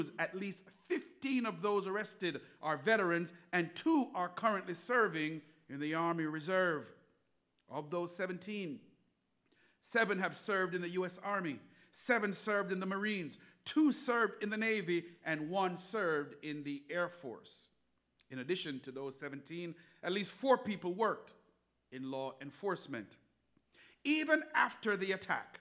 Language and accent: English; Jamaica; now in United States; I am an immigrant to these United States of America. I was born in Jamaica and moved here with my family in 1990.